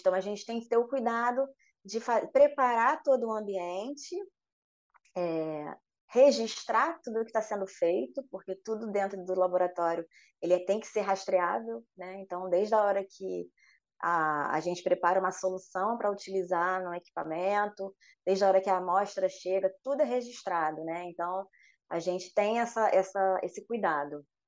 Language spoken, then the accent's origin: Portuguese; Rio de Janeiro, Brazil; accent: carioca; moved away as an adult; now in Espírito Santo, Brazil; pelo sotaque dá para ver, né? Eu sou carioca